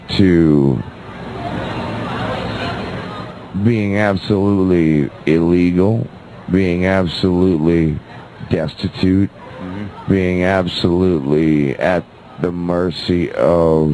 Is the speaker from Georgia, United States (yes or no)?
no; New Orleans, Louisiana, United States; I was born and raised in New Orleans